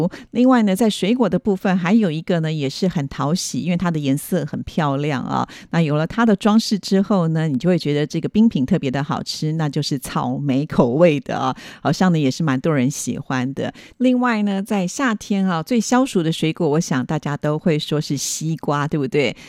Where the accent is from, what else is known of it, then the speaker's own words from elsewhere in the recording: Taiwan; 在台湾我们称为冰棒